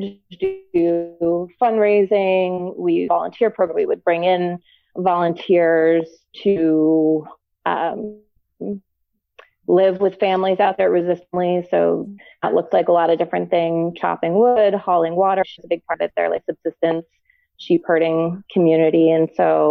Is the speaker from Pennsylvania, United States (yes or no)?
yes; Bucks County, Philadelphia suburbs, Pennsylvania, United States; moved away as an adult; also born or lived in New Mexico / Arizona; now in Asbury Park, United States; I'm from the East Coast originally, from like Philadelphia suburbs, north of Philly, Bucks County area